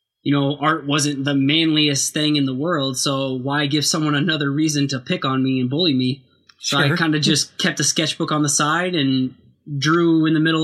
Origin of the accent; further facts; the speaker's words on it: Waterloo, Iowa, United States; now in Cedar Falls, United States; I am from Waterloo, Iowa. I currently live in Cedar Falls.